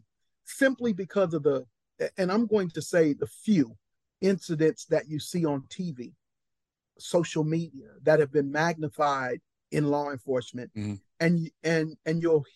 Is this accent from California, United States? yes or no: yes; Compton, California, United States; I'm a boy from Compton